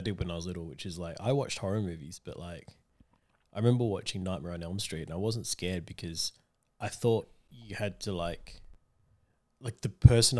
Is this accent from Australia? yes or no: yes; Australia; We're Australian.